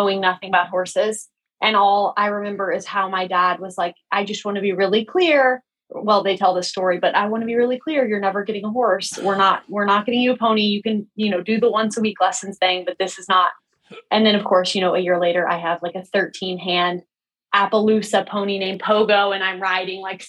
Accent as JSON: {"language": "English", "town": "Midland", "region": "Texas", "country": "United States", "tie": "born or raised there", "moved": "as an adult", "said": "I grew up in Midland, Texas, which is a really small town in West Texas"}